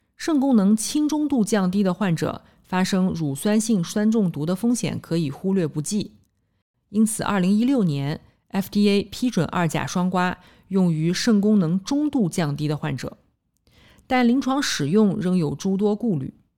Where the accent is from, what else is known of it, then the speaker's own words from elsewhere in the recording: Nanjing, Jiangsu, China; 我来自南京，读完博士，在三甲医院的心脏科干了七年